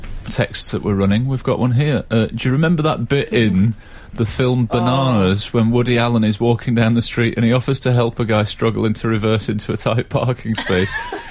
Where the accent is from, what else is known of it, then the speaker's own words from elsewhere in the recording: Yorkshire and the Humber, United Kingdom; accent: Yorkshire; People hear my accent and say the Yorkshireman